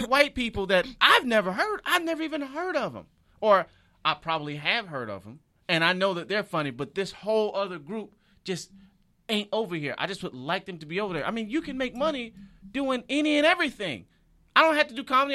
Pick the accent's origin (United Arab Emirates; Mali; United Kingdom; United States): United States; Michigan; moved away as an adult; also born or lived in Detroit; now in Los Angeles, United States; I'm from Michigan